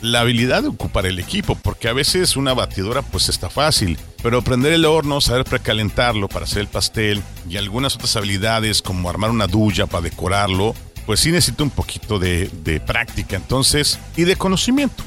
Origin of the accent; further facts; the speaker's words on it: Mexico; aquí, en mi tierra